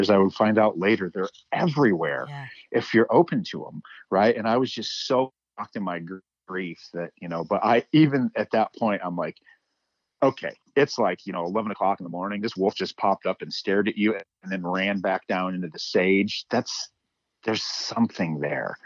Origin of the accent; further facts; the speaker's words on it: Midwest, United States; now in Montana, United States; growing up in the Midwest, I had a, a doll, Wolfie, that I grew up